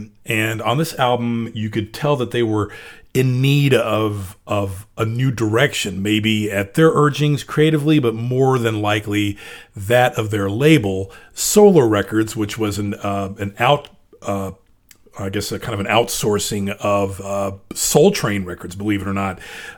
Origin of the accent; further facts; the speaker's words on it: Memphis, Tennessee, United States; the stations I grew up with in Memphis, Tennessee, WKDJ in particular, an AM R&B station